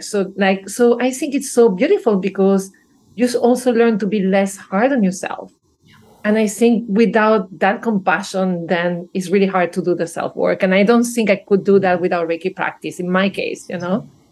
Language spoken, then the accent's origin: English; Venezuela; moved away; I grew up probably in Venezuela